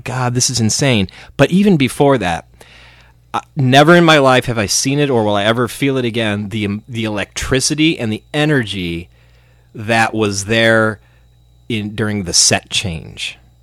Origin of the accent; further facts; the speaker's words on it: Cleveland, Ohio, United States; we're from Cleveland